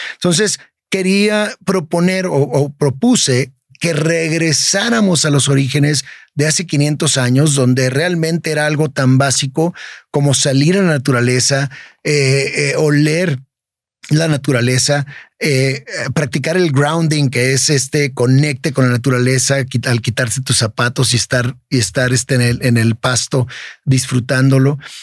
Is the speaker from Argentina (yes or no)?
no; Tijuana, Baja California, Mexico; Yo nací, crecí en Tijuana